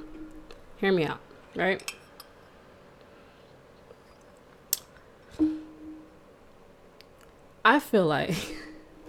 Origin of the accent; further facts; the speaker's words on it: New York City, New York, United States; also born or lived in Montreal; I'm from Brooklyn, New York. I was born in Montreal, but that means nothing because I was there for about a month. And so I am true and true a New Yorker. I moved to Brooklyn when I was about like 6 weeks, and I went to school there, elementary school